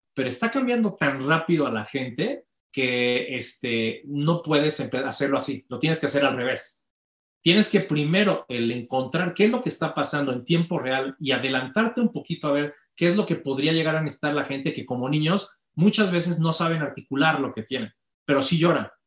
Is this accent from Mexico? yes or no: yes; Mexico; tenemos como mexicanos